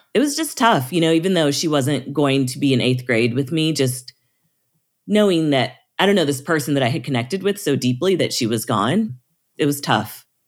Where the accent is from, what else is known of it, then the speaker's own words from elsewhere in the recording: Springfield, Missouri, United States; I grew up in the Missouri Ozarks in Springfield, Missouri